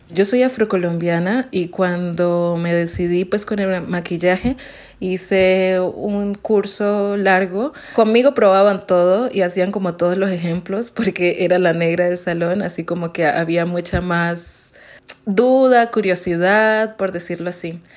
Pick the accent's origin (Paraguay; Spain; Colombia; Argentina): Colombia; now in Mexico City, Mexico; soy de Colombia, estoy actualmente viviendo en Ciudad de México